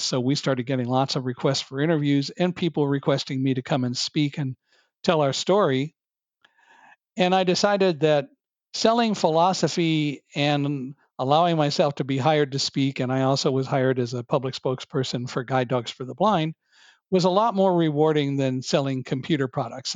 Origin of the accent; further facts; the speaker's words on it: California, United States; also born or lived in Chicago / Boston; I was born in Chicago, but moved to California when I was five